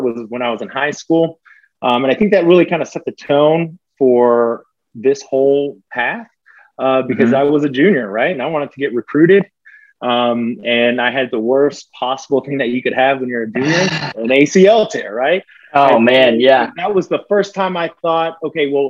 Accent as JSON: {"language": "English", "town": "Abilene", "region": "Texas", "country": "United States", "tie": "born or raised there", "also_born_or_lived": "Colorado / South Dakota / North Dakota / California", "moved": "as an adult", "lives_now": "Atlanta, United States", "said": "Small town, Abilene, Texas. It's 3 hours, which is for Texas, relatively close from Dallas, about 4 hours from Austin. So small town, West Texas, not the biggest town, but I mean, it's home."}